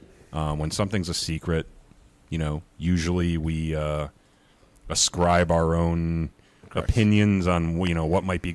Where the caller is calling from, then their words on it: Connecticut, United States; So I'm speaking from Connecticut.